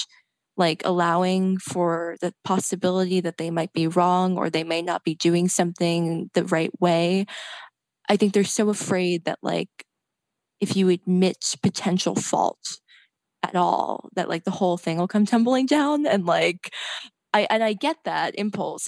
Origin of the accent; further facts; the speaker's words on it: Red Bank, New Jersey, United States; I was writing for an alt weekly in New Jersey, where I'm from Red Bank, New Jersey